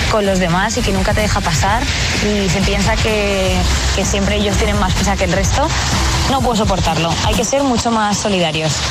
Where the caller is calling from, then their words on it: Madrid, Community of Madrid, Spain; Hola agitadores … de Madrid.